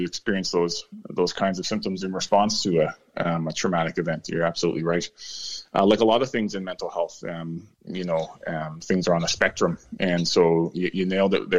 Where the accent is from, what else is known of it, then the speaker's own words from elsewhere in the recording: Toronto, Ontario, Canada; moved away as an adult; now in Petawawa, Canada; I'm from the Greater Toronto area originally